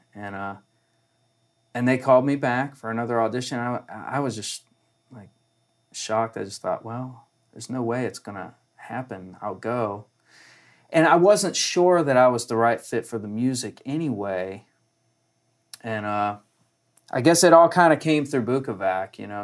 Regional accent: Columbus, Ohio, United States; now in Nashville, United States; up in Ohio, which is where I'm from

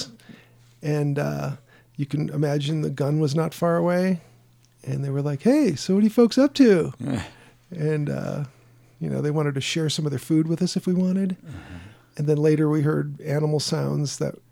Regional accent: Sandpoint, Idaho, United States; also born or lived in Chicago, Illinois; When I was young and we moved from Chicago to Sandpoint, Idaho

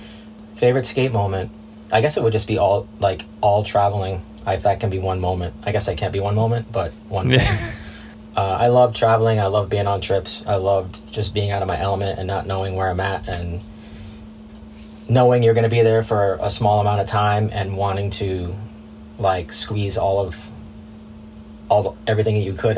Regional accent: California, United States; Suburbs of Los Angeles. Just picked it up like everybody else in my neighborhood.

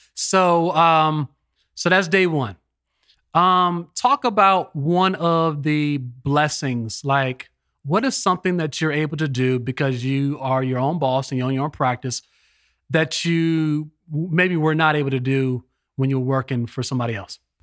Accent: Los Angeles, California, United States; now in East Coast, United States; I live on the East Coast, but I was born in Los Angeles

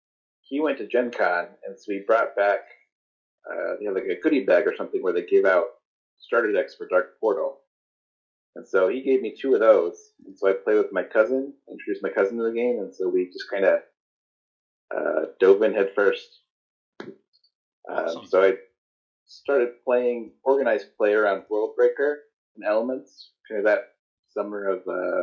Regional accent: Lebanon, Indiana, United States; now in Chicago, United States; Lebanon. It's about 30 miles northwest of Indianapolis.

